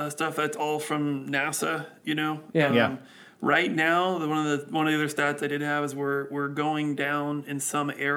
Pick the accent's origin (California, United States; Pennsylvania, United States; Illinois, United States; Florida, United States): California, United States; Pasadena; moved away as an adult; now in Central Valley, United States; I grew up down here in Pasadena with you, obviously, and then I moved up there in the last 5 or 6 years